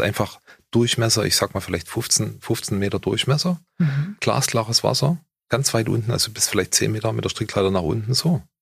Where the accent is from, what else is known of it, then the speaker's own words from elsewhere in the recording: Germany; ich bin halt ein Deutscher